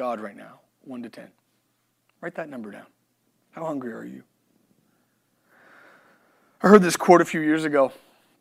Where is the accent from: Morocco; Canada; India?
Canada; moved away; I'm Canadian